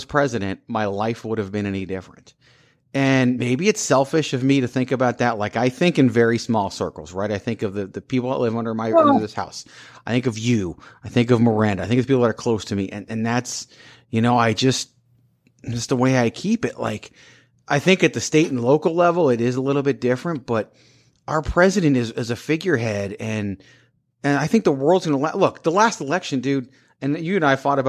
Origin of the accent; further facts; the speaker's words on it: Richmond, Virginia, United States; I grew up in Richmond, Virginia, capital of the Confederacy